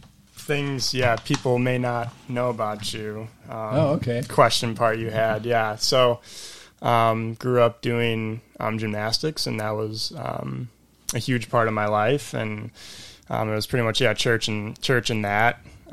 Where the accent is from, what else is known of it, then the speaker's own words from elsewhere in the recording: Elmhurst, Illinois, United States; I grew up in Elmhurst, grew up at Grace Bible Church